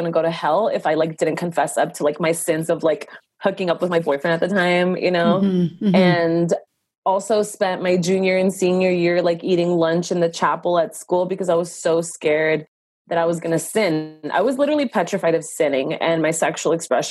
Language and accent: English; Los Angeles, California, United States; I was born and raised in Los Angeles, California of immigrant parents